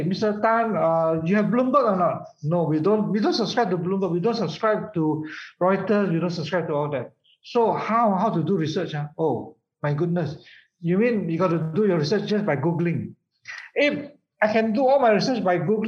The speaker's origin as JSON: {"language": "English", "town": "Alor Setar", "region": "Kedah", "country": "Malaysia", "said": "my father, we are from Alostar, you know, it's a backward town"}